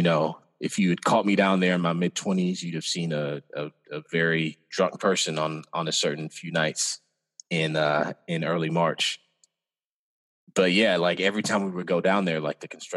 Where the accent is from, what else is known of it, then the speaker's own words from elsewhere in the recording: Cape Girardeau, Missouri, United States; now in Des Moines, United States; I was born in Cape Girardeau, Missouri, which is Southeast Missouri. It's about an 8-hour drive from Des Moines